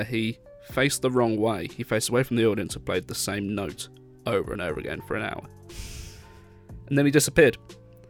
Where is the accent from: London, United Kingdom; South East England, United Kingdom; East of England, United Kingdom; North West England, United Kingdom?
East of England, United Kingdom; Peterborough; moved away; my hometown in Peterborough.